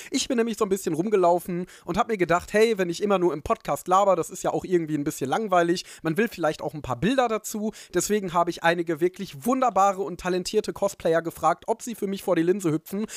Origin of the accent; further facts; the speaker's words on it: Ruhr area, North Rhine-Westphalia, Germany; Ich komme aus dem Ruhrgebiet